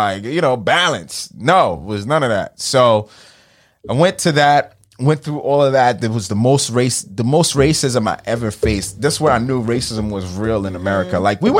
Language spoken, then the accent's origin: English; New York City, New York, United States; moved away; also born or lived in Haiti; I'm fresh from Marine Park.